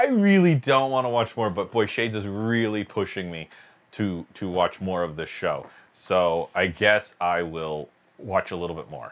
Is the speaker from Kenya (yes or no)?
no; United Kingdom; I'm British